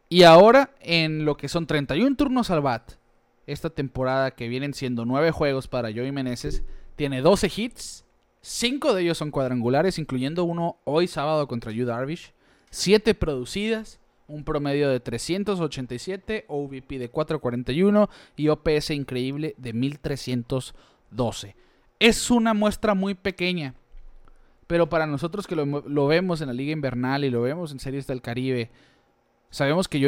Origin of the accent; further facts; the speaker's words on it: Hermosillo, Sonora, Mexico; aquí somos de Hermosillo.